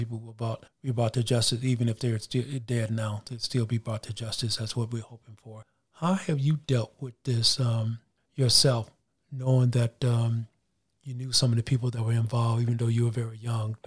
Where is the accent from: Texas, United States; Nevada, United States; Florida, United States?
Texas, United States; DeKalb; Growing up in East Texas